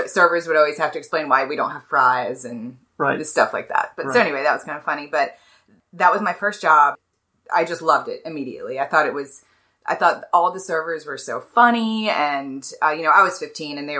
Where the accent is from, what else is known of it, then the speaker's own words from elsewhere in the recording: Hilton Head, South Carolina, United States; also born or lived in Jersey Shore, New Jersey; I'm from the coast. I grew up in Hilton Head.